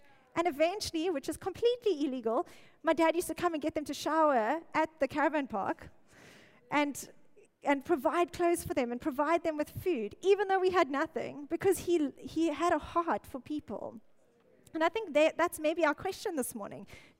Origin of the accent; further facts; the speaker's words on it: Mossel Bay, Western Cape, South Africa; now in Cape Town, South Africa; Okay, no Joburgers here. I came from Mossel Bay.